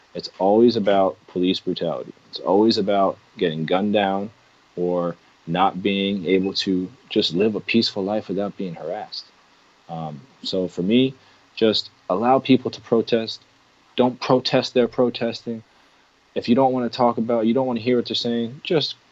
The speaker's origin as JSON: {"language": "English", "country": "United States"}